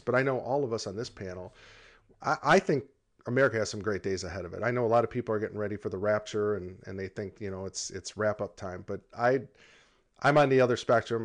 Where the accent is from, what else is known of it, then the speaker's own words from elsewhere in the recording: United States; as an American, you know, you grow up in a country